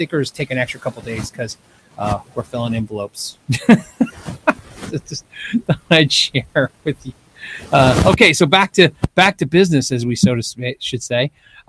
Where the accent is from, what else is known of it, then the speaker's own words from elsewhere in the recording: Phoenix, Arizona, United States; in Arizona and in my hometown in the Phoenix area.